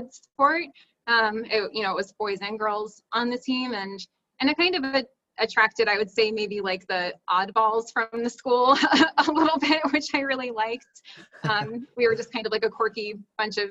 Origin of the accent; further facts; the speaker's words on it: Schwenksville, Pennsylvania, United States; now in Portland, United States; I grew up in Schwanksville, Pennsylvania